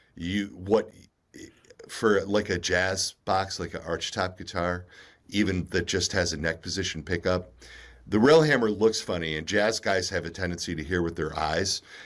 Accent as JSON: {"language": "English", "country": "United States", "said": "being a, a child of the eighties, you know, um, and, and, and being an American in the nineteen seventies and nineteen eighties"}